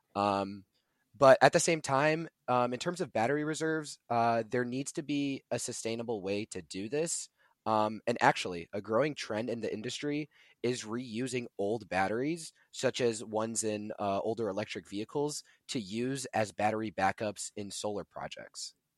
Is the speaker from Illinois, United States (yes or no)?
yes; Buffalo Grove, Illinois, United States; I'm from Buffalo Grove, Illinois, uh, which is in the Chicago area